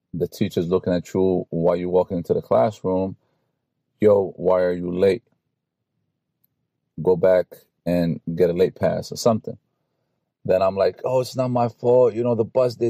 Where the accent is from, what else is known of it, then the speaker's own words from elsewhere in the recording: New York City, New York, United States; I grew up in New York City, Brooklyn, so we had to take the bus or the train to go to school